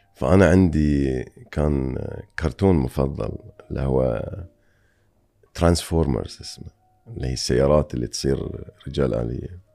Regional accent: Bahrain; أنا جاي من البحرين أو من الخليج

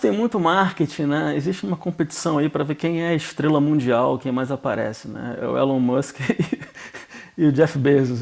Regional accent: Brazil; A gente adora o nosso país, somos brasileiros aqui

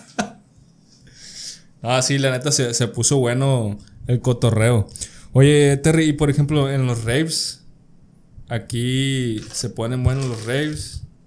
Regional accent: Culiacán, Sinaloa, Mexico; crecí alejado del tema aquí culichi de, de narcotráfico

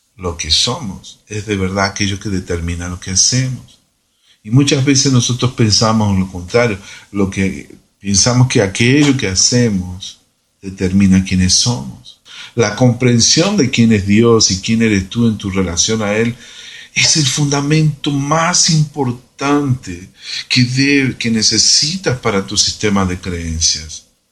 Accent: Argentina; now in Brazil; soy argentino viviendo en Brasil

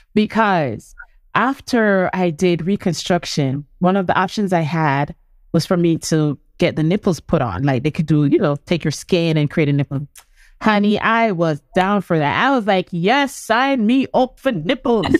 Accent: Portland, Jamaica; I'm from country, I've come from Portland

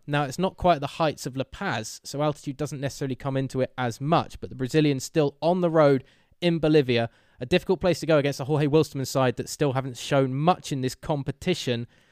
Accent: England, United Kingdom; we're English

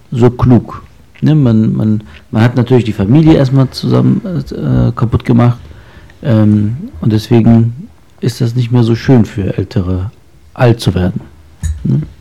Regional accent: Lebanon; born there; ich bin Mensch, aber äh, ich bin ja in Libanon geboren.

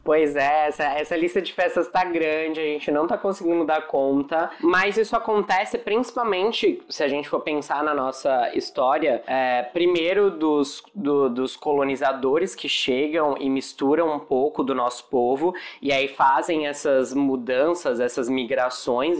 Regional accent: São Paulo, Brazil; moved away as an adult; now in Vitória, Brazil; Eu sou paulistano, mas eu vim parar aqui em Vitória, né, para trabalhar

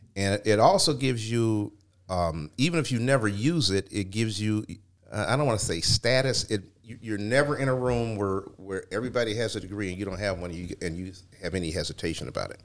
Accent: Cleveland, Ohio, United States; I grew up in the Glenville area

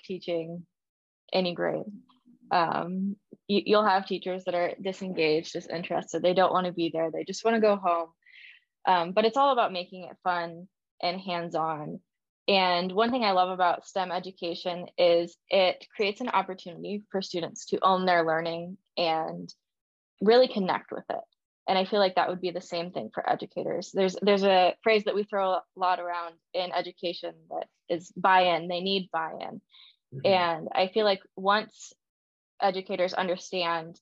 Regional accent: Illinois, United States; now in Florida, United States; growing up in Illinois

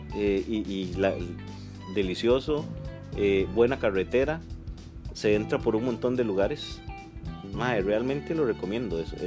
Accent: Siquirres, Limón, Costa Rica; yo soy, yo soy siquireño, soy, de, soy caribeño

